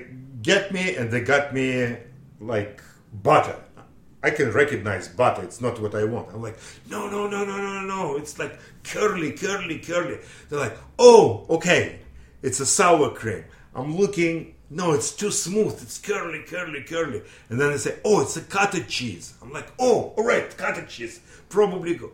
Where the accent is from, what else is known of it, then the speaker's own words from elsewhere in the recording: Russia; English is a second language; moved away as an adult; now in Lynn, United States; I'm from Russia, I'm 24 years old, I'm dental technician